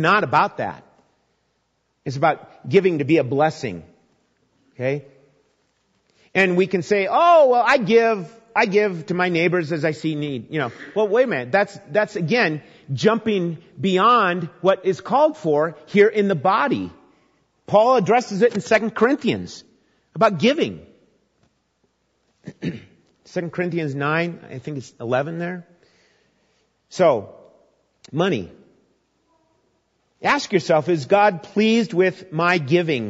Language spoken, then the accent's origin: English; Minnesota, United States; As a young boy growing up in Minnesota